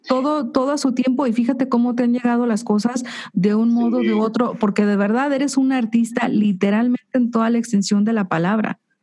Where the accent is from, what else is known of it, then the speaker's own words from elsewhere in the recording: Jalisco, Mexico; somos de Jalisco